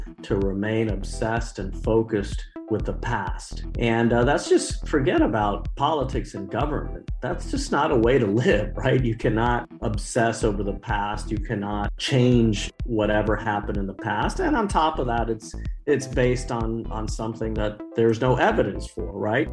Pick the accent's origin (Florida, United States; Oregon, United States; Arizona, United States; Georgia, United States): Florida, United States; Miami; I was born in Miami in 1980. My parents fled Cuba in the 1960s.